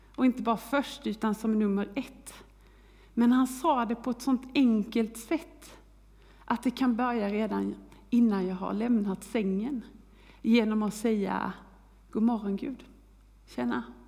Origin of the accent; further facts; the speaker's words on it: Kristianstad, Skåne, Sweden; moved away; Jag är uppväxt i Skåne, i Kristianstad